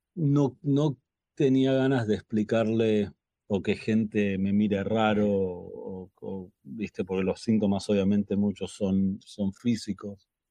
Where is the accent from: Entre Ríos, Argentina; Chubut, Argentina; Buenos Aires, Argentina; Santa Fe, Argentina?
Buenos Aires, Argentina; now in Los Angeles, United States; nací en Buenos Aires, Argentina